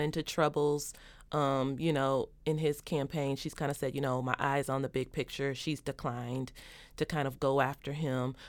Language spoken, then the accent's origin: English; Kentucky, United States; my home state, Kentucky